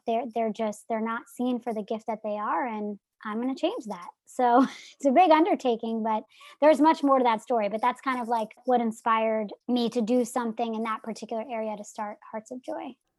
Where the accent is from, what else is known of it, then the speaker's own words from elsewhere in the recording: New Jersey, United States; I'm from New Jersey